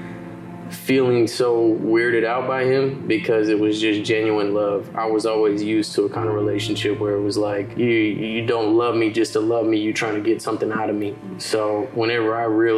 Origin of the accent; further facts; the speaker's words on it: Missouri City, Texas, United States; I'm 26, I'm from Missouri City.